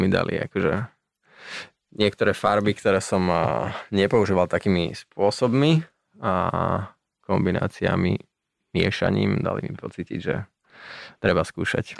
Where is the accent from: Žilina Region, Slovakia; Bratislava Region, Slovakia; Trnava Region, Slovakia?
Bratislava Region, Slovakia; Bratislava; also born or lived in Greece; ja som sa narodil v Bratislave